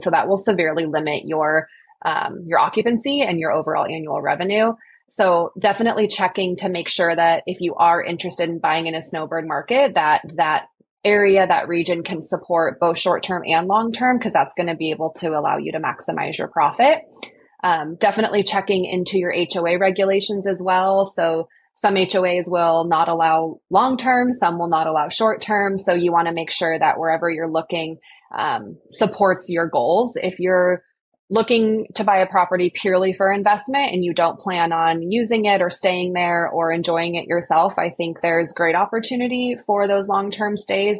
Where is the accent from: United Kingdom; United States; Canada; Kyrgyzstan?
United States; California; I grew up in California